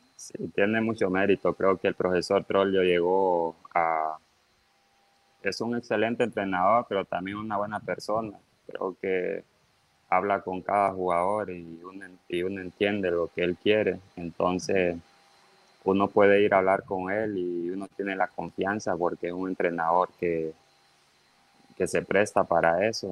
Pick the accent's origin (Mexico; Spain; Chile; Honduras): Honduras; also born or lived in Tegucigalpa; me vine para el pueblo, a, a mi pueblo donde está mi mamá